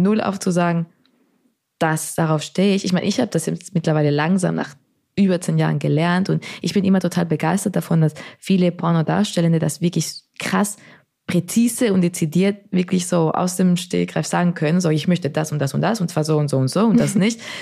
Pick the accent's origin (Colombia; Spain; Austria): Spain; now in Berlin, Germany; ich bin in Spanien aufgewachsen